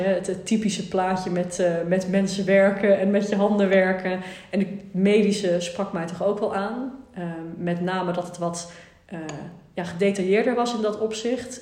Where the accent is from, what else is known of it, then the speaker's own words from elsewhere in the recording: Amstelveen, North Holland, Netherlands; moved away as an adult; now in Nijmegen, Netherlands; Amstelveen geboren. Twintig jaar eh, daar gewoond eigenlijk